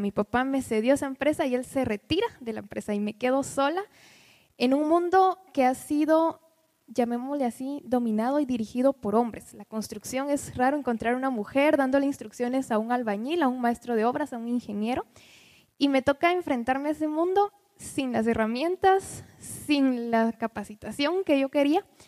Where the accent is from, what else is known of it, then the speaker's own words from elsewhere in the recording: Quetzaltenango, Guatemala; Quetzaltenango, que es de donde soy originaria